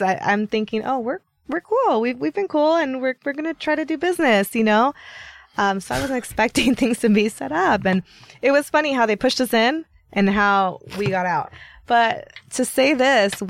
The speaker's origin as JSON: {"language": "English", "town": "Long Beach", "region": "California", "country": "United States", "said": "I'm from Long Beach."}